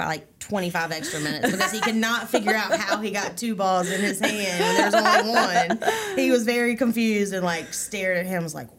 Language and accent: English; Winston-Salem, North Carolina, United States; I'm from Winston-Salem, and I've been coming to Dewey's my whole entire life.